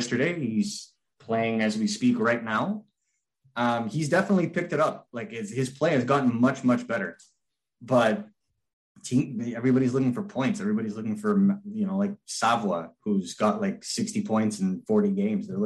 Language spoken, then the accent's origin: English; Laval, Quebec, Canada; I grew up in Laval.